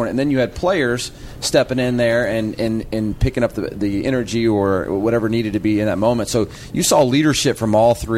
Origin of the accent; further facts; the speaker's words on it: Georgia, United States; I'm from Georgia